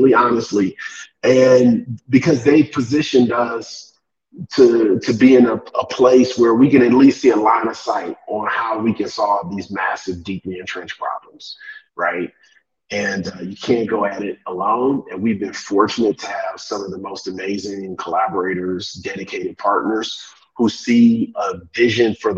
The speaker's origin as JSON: {"language": "English", "town": "Cleveland", "region": "Ohio", "country": "United States", "tie": "born or raised there", "moved": "as an adult", "lives_now": "Kenya", "said": "I'm from Cleveland, Ohio. So from the Midwest, but from an urban, you know, for those not from the States, the east side of Cleveland"}